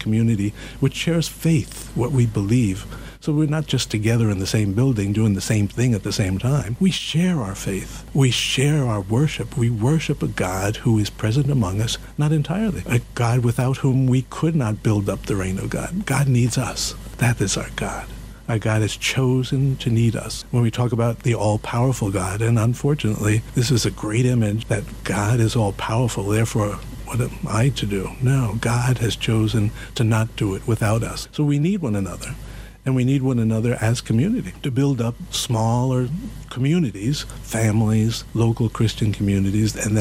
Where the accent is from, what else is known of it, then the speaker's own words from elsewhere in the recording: New York City, New York, United States; I'm from the Bronx